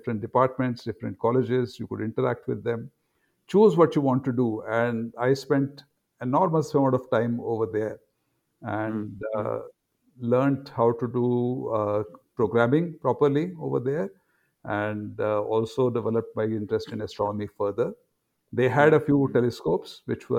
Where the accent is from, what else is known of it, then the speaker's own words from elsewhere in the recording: Delhi, India; moved away as an adult; also born or lived in Agra, Uttar Pradesh / Pune / Cambridge; now in Mohali, India; my grandparents settled in Agra, and I was born there, spent about first 4 or 5 years over there. And when I was close to 5, my father got a job in Delhi